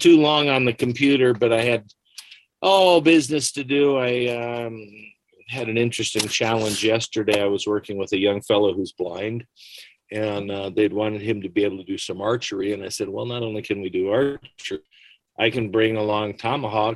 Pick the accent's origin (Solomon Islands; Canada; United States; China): Canada; London, Ontario; moved away; I grew up in London, Ontario. I was born here, but my mother remarried a very nice Canadian man, and went up there, and I went all the way through public and high school